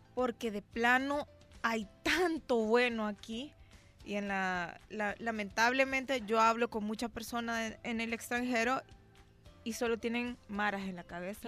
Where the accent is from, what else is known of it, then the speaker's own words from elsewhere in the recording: Nicaragua; now in El Salvador; por muy nicaragüense que yo sea